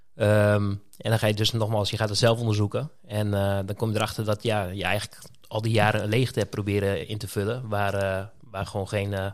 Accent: Tolbert, Groningen, Netherlands; also born or lived in Roden, Drenthe; ik ben geboren in Rode. Eh, toen ik acht was, ben ik naar Leek verhuisd, naar Tolbert.

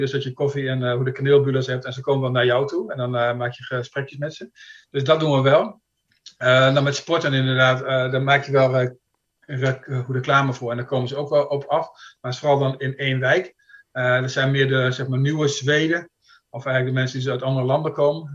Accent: Kampen, Overijssel, Netherlands; moved away as an adult; now in Sweden; Ik ben opgegroeid in Kampen

